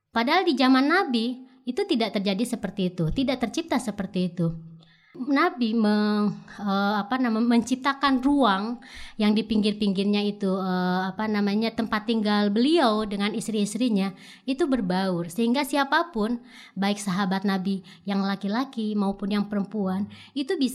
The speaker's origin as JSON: {"language": "Indonesian", "town": "Pandeglang", "region": "Banten", "country": "Indonesia", "said": "Misalnya dalam kasus di daerah saya di Pandeglang ada SK bupati yang mengharuskan pegawainya misalnya pakai jilbab"}